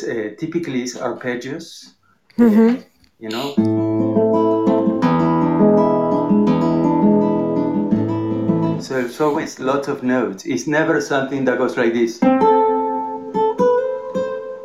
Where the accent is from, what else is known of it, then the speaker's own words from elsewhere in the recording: Argentina; moved away as an adult; now in United States; I grew up playing tango in Argentina.